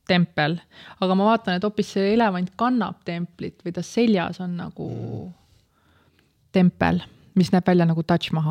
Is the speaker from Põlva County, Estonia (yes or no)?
no; Tallinn, Harju County, Estonia; ma olen läbi ja lõhki tallinlane ah.? ma olen sündinud Tallinnas ja kasvanud oma esimese poole elust Nõmmel